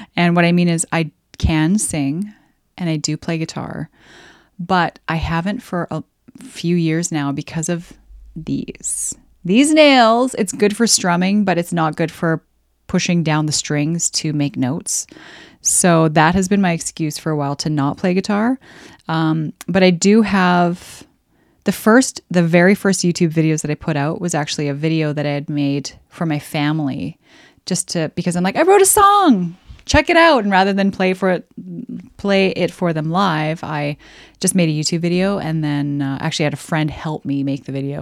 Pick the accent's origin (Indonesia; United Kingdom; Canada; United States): Canada; I'm Canadian